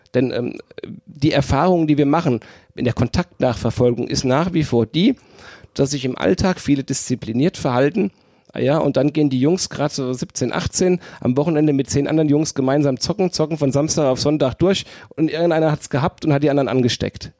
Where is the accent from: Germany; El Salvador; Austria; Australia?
Germany; Ober-Mörlen, Hesse; also born or lived in Wiesbaden; in so Kommunalparlamenten wie in Obermörlen, wo ich herkomme